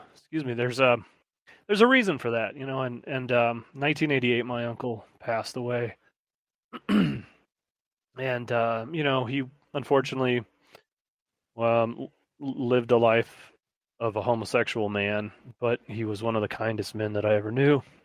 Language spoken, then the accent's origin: English; Midwest, United States; growing up in the Midwest